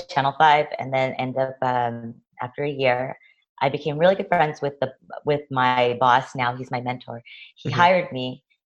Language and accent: English; Los Angeles, California, United States; also born or lived in New York; I mean, I grew up here in Los Angeles